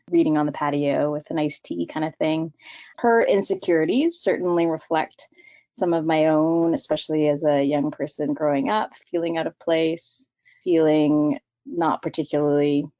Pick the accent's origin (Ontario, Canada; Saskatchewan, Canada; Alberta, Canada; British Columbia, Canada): British Columbia, Canada; Victoria; now in Vancouver, Canada; I was born and raised in Victoria, BC, and moved to Vancouver for school, and then never left.